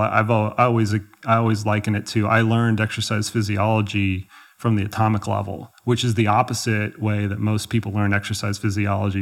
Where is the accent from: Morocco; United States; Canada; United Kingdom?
United States; Dallas, Texas; moved away as an adult; now in Colorado, United States; I grew up in Texas, yeah, I grew up in Dallas.